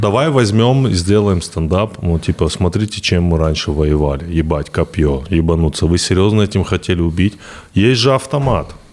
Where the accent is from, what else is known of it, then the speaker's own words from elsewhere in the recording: Vladikavkaz, North Ossetia–Alania, Russia; Я появился из ниоткуда, именно в Владикавказе